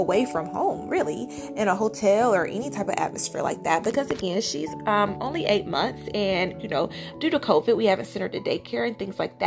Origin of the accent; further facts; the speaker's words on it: Georgia, United States; moved away as an adult; now in California, United States; I'm from Georgia. My husband is as well.